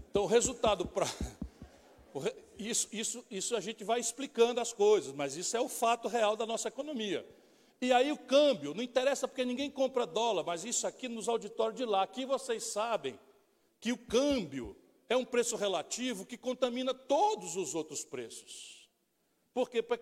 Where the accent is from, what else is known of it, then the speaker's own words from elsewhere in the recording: Northeast Region, Brazil; porque eu sou nordestino, eu sei o que é um cidadão sair do seu ambiente, da sua casa e migrar para vencer na vida